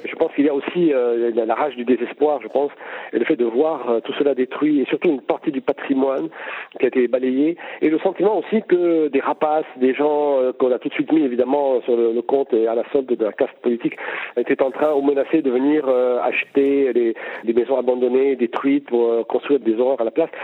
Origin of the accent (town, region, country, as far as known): Lebanon